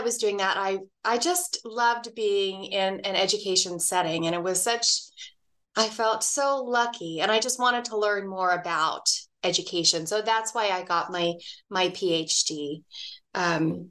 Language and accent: English; Dallas, Texas, United States; now in Reno, United States; I grew up in Dallas, Texas